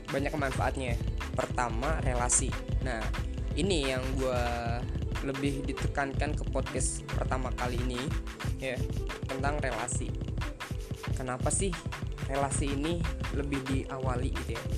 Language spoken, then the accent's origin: Indonesian; Bogor, West Java, Indonesia; also born or lived in Tegal; asal dari Bogor, tapi lahir di Tegal, Jawa Tengah. Jadi kalau bahasa gua ngalor ngidul, maaf ya guys ya.